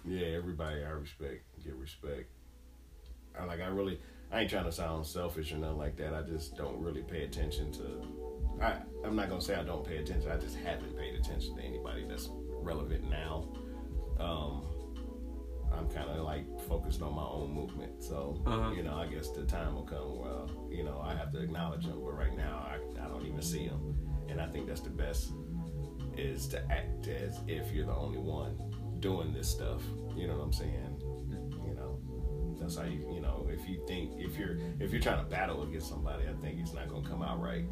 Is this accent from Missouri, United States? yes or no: no; Michigan, United States; moved away; Back where I'm from, I'm from Michigan